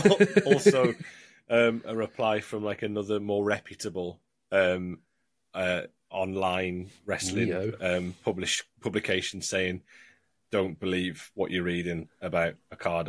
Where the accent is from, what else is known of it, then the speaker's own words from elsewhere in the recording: Sunderland, North East England, United Kingdom; I'm a Sunderland fan. I'm a Macko.